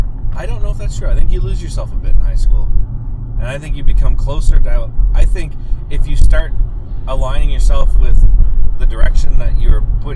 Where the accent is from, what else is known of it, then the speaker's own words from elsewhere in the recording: Lower Sackville, Nova Scotia, Canada; I'm from Sackville.